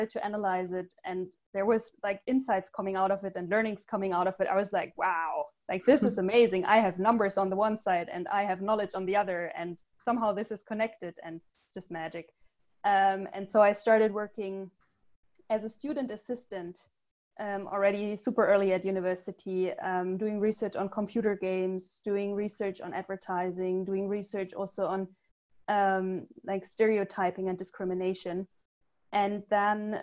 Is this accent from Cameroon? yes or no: no; Germany; also born or lived in United States / Ghana / Cambodia; So I'm German. I was born in Germany. I grew up in Germany, but I had some breaks where I was living abroad in the US, in Ghana, and Cambodia.